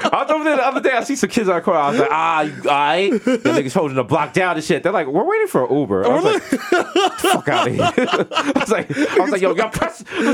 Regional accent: New York City, New York, United States; We're from New York.

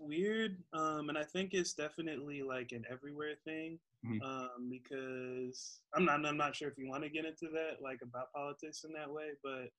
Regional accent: Albion, New York, United States; born there; So I'm actually, I was born in Albion, population 10,000. 10,000. I'll be in New York. I'll ride for them forever. Oh, that's where my family's at. Yeah. And it's like near Buffalo. Okay. Buffalo. Upstate New York, yeah. But moved around and been in the Bay for 3 or 4 years.

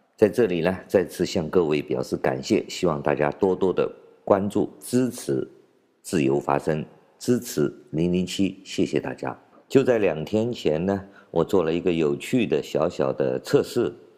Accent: China; 我们中国人

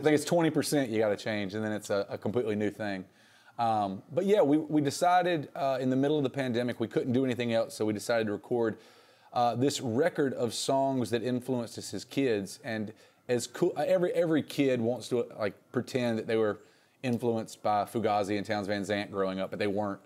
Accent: Reidsville, North Carolina, United States; also born or lived in Raleigh; growing up in Reedsville

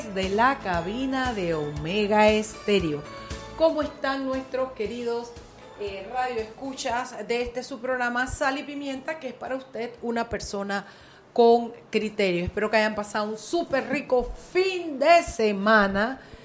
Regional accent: Panama; Somos panameños

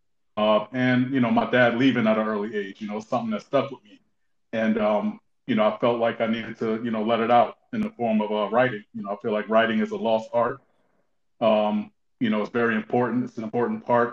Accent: Newark, New Jersey, United States; also born or lived in East Orange, New Jersey; born in Newark, New Jersey, raised between Newark and East Orange

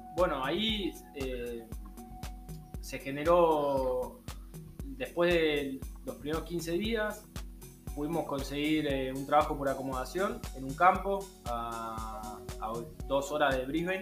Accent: Argentina; moved away as an adult; now in Australia

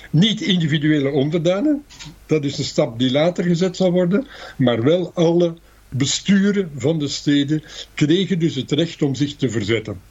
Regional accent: Antwerp, Flanders, Belgium; moved away as an adult; also born or lived in Ghent / Netherlands; Ik ben een geboren Antwerpenaar

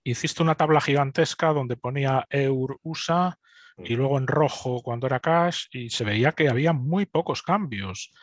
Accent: Spain; moved away as an adult; also born or lived in Munich, Germany; now in United Kingdom; como españoles

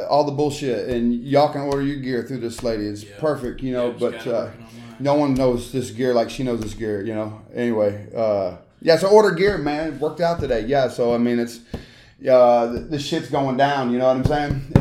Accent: Memphis, Tennessee, United States; born or raised there; also born or lived in Charlotte, North Carolina / Mississippi

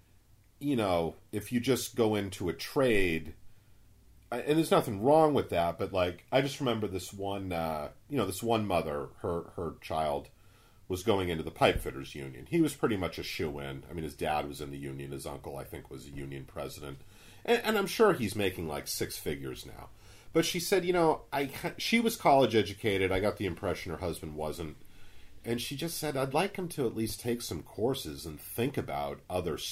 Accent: Braintree, Massachusetts, United States; moved away as an adult; also born or lived in Bronx, New York; I grew up in Braintree, Massachusetts, very, you know, middle-class, upper-middle-class suburbs

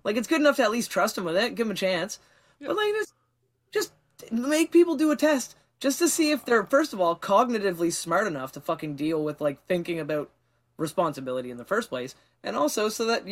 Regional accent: Canada; As a Canadian

